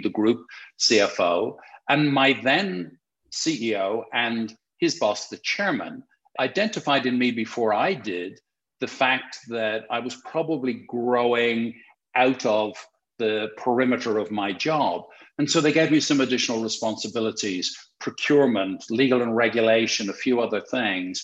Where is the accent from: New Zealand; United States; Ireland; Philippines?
Ireland; Dublin, Leinster; moved away as an adult; also born or lived in London; I born and raised in Dublin, in Ireland, thus the funny accent